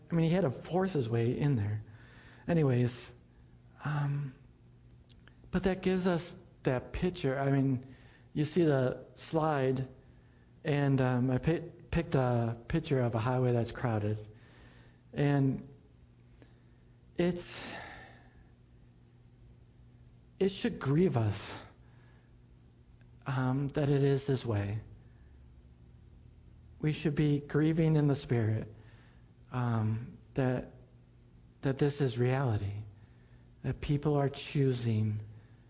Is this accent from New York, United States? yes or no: yes; Buffalo, New York, United States; I grew up in Buffalo